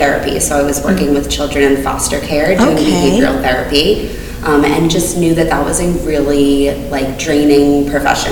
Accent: Massachusetts, United States; now in St. Peters, United States; I grew up in Massachusetts

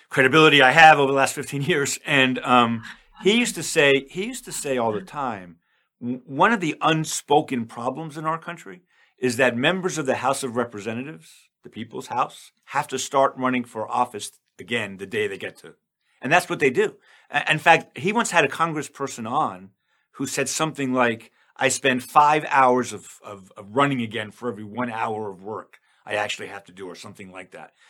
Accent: New York, United States; I'm from New York

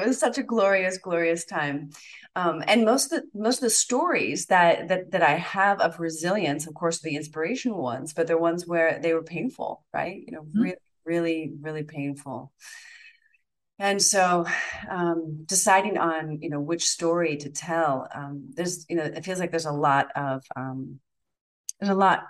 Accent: Florida, United States; Like, do they like me even if I'm from Florida?

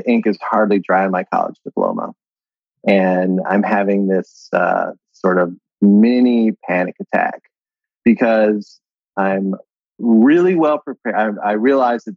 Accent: Ohio, United States; I'm from Ohio originally

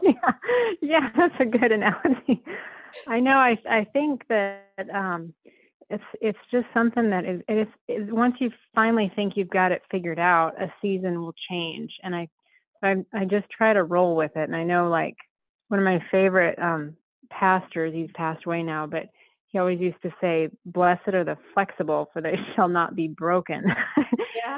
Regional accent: Southern Colorado, United States; I was born and raised in Southern Colorado and very much in ranching community and lifestyle

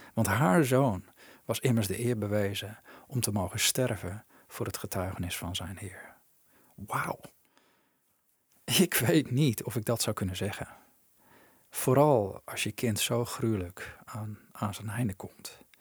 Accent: Netherlands; als Nederlanders

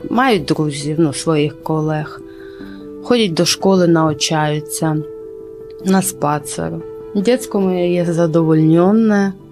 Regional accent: Lutsk, Volyn Oblast, Ukraine; Polish is a second language; now in Poland; Jestem z Wolyni, Wolyńska oblaść, Ludzk.

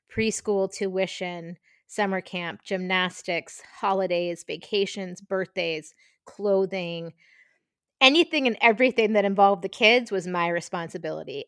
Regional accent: Marshfield, Massachusetts, United States; also born or lived in Brooklyn, New York; I grew up in Marshfield, Massachusetts, about a half an hour south of Boston

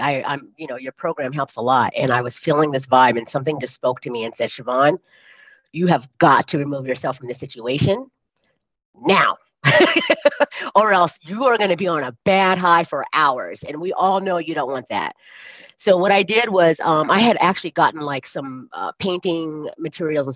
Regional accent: California, United States; moved away as an adult; now in Colorado, United States; I'm from California, and I came back to the US to live in Colorado, which is not my home

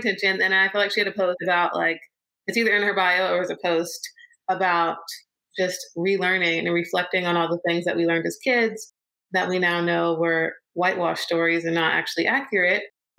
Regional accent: South Carolina, United States; also born or lived in California; I was born in California, but I moved to South Carolina when I was two. So I claim the South as home, Southern girl, Carolina girl. My dad would always argue and say, nope, you're from California, but I consider myself to be from South Carolina.

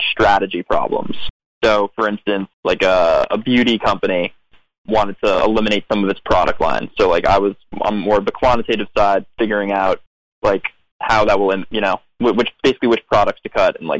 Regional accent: Westchester, New York, United States; moved away as an adult; also born or lived in Berkeley, California; now in New York City, United States; I grew up in that other suburb in Westchester

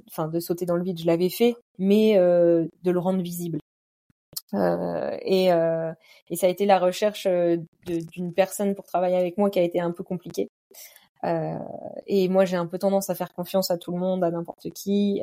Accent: Normandy, France; je suis de Normandie

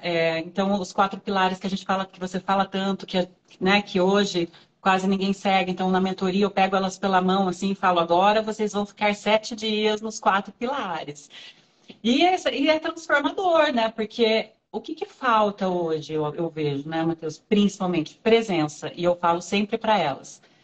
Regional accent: Ourinhos, São Paulo, Brazil; also born or lived in Marília; eu sou de Ourinhos

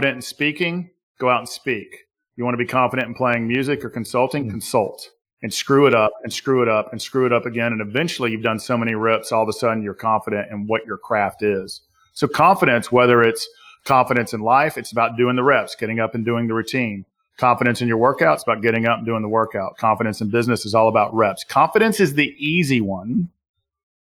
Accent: Southern US, United States; accent: Southern US; my Southern US accent

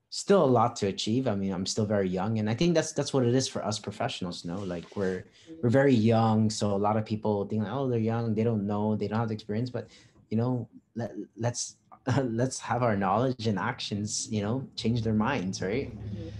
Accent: Guam; moved away as an adult; now in Philippines

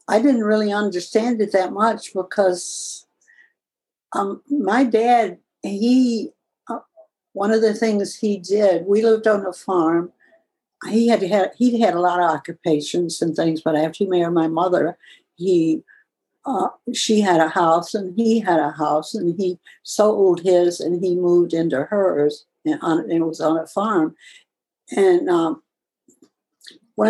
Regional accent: the Deep South, United States; moved away as an adult; now in New York State, United States; there was a lot of segregation in the South when I was growing up

